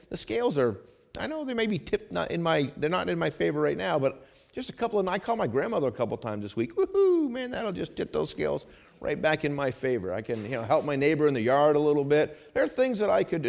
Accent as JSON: {"language": "English", "region": "New England", "country": "United States", "tie": "born or raised there", "said": "I grew up in New England"}